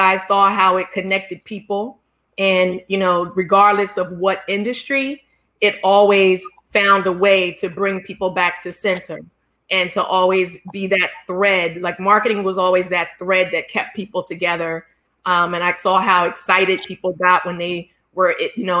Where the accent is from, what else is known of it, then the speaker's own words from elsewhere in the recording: Philadelphia, Pennsylvania, United States; I grew up in Philadelphia